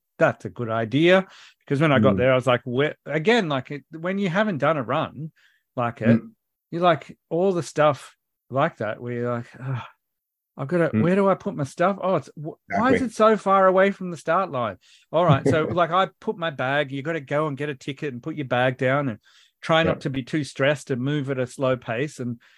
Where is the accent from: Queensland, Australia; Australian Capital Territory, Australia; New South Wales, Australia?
Australian Capital Territory, Australia; Canberra; I'm from Canberra.